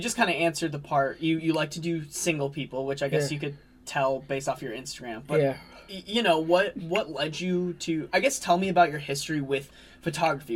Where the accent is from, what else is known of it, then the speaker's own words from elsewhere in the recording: Arizona, United States; moved away as an adult; now in Ames, United States; I'm from Arizona